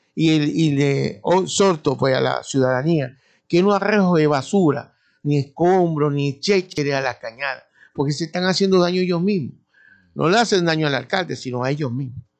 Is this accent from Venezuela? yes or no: yes; Maracaibo, Zulia, Venezuela; nosotros le llamamos cañada como buenos maracuchos